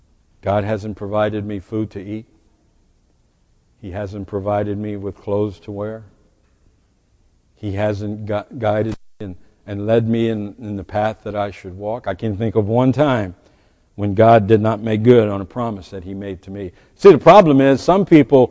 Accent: United States; We as American

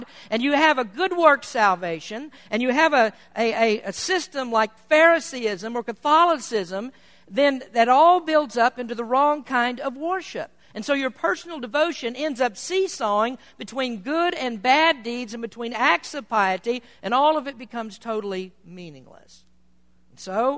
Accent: Kentucky, United States; now in Petaluma, United States; I'm from Kentucky, and when I grew up among most people who were Baptist

